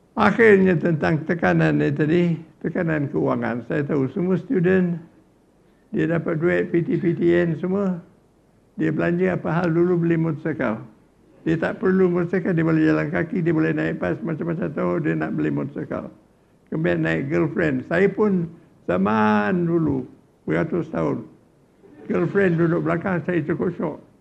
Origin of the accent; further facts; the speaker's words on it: Johor, Malaysia; Saya orang Johor